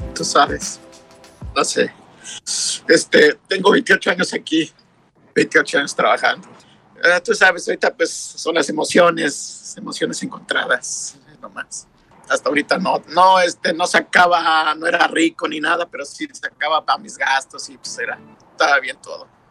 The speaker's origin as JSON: {"language": "Spanish", "region": "Mexico City", "country": "Mexico", "moved": "yes", "lives_now": "Santa Ana, United States", "said": "yo soy del DF"}